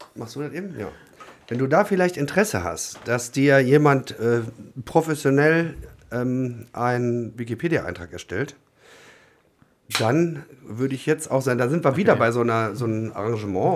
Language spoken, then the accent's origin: German; Germany; ich komme aus Deutschland